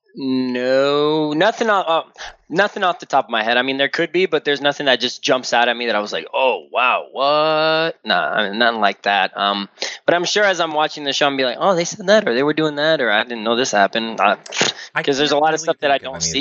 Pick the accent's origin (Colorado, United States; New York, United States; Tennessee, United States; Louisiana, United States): Louisiana, United States; Slidell; here in Slidell. It's my hometown.